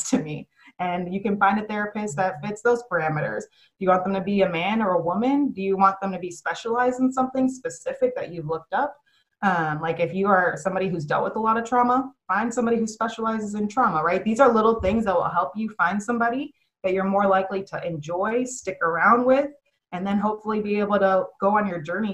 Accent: Chicago, Illinois, United States; now in Dallas, United States; I'm from Chicago

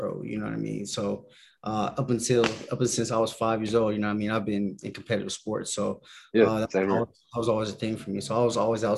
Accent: Riverside, California, United States; I'm California native

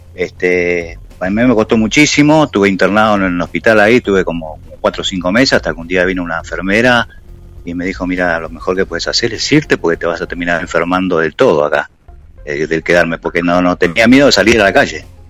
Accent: Oberá, Misiones, Argentina; moved away as an adult; now in Buenos Aires, Argentina; Yo nací, nací en Oberá, el, o sea, en este momento tengo 62 años, nací en Oberá el, 1 de, noviembre de 1958. Eso era un pueblito, hice toda mi escuela

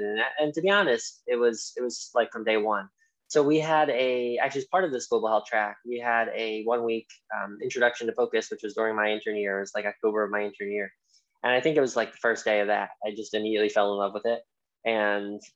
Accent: Philadelphia, Pennsylvania, United States; moved away as an adult; also born or lived in Pittsburgh; now in Cleveland, United States; I grew up in Philadelphia, then went to Pittsburgh for residency, and I'm currently in Cleveland

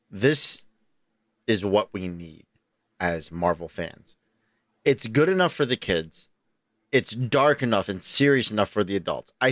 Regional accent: California, United States; Not, I'm not from San Quentin. I'm from California.

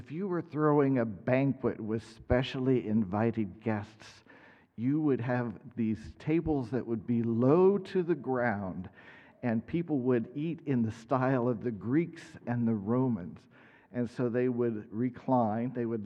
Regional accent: Middletown, Ohio, United States; moved away as an adult; also born or lived in Kansas; I grew up in Middletown, Ohio, a long way south from here

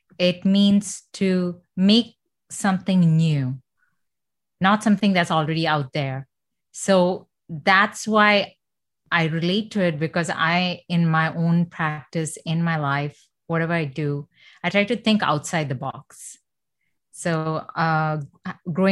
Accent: Doha, Qatar; first language Malayalam; English is a second language; now in Canada; I grew up in Doha, Qatar

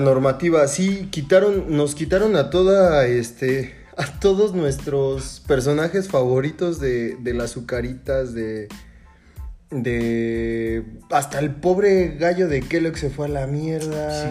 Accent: Mexico; somos Estados Unidos mexicanos

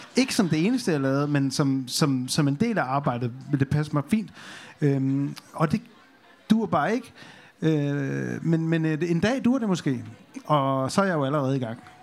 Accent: North Jutland, North Denmark Region, Denmark; moved away; jeg, jeg kommer over op fra Nordjylland, og der sker altså ikke meget.

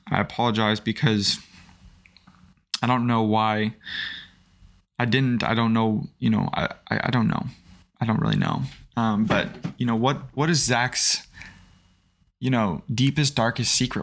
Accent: Springfield, Missouri, United States; also born or lived in Idaho; I was born in Idaho. Um, didn't, I've lived most of my life here in the Springfield, Missouri area.

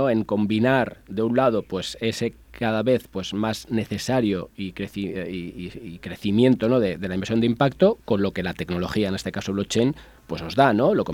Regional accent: Mallorca, Balearic Islands, Spain; Yo soy, soy ah, mallorquín y soy de Mallorca.

